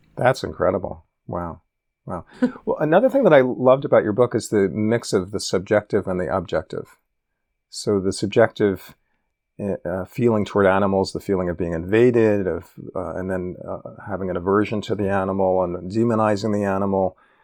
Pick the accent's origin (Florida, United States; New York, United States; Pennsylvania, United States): New York, United States; New York City; growing up in New York City